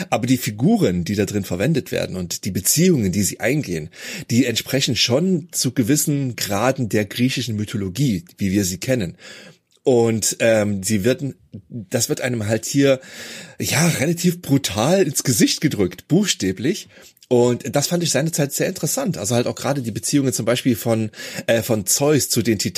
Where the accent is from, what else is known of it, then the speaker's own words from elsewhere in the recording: Germany; ich bin ja in der DDR aufgewachsen